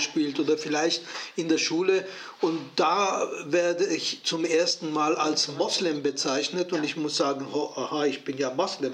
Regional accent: Switzerland; Ich bin Schweizer

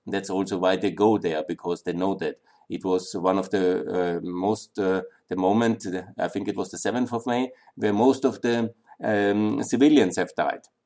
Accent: Linz, Upper Austria, Austria; in Linz, my hometown, was completely destroyed

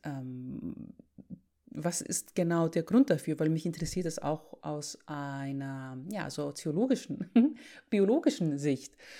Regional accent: Greece; moved away; Ich bin gerade zu Besuch in meinem Heimatland, um die Familie zu sehen

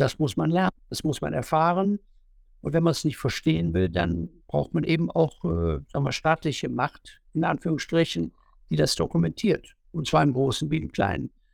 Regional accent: Leichlingen, North Rhine-Westphalia, Germany; in meiner Heimatstadt in Leichtingen

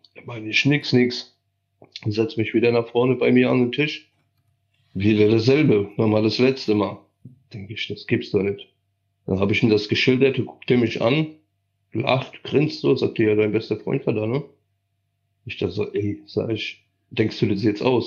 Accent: Silesian Voivodeship, Poland; moved away; ich bin, wie gesagt, in Oberschlesien geboren mit österreichischen Wurzeln, also mütterlicherseits sind alle aus Österreich.

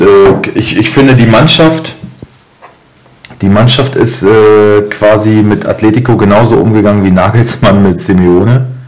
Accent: Germany; ich bin Deutscher

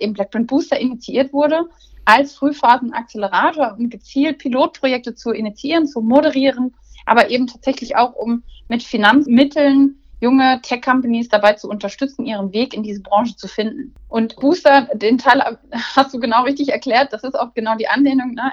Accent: Cologne, North Rhine-Westphalia, Germany; also born or lived in Essen; Köln mit der Stadt, mit der ich eng verbunden bin, äh, da geboren an Karneval

